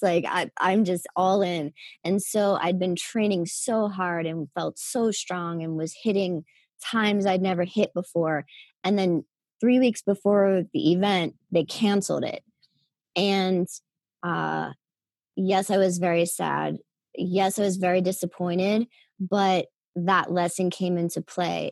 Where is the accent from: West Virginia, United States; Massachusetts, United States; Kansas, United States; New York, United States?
West Virginia, United States; Wheeling; I'm from Wheeling, West Virginia, uh, a small town in West Virginia.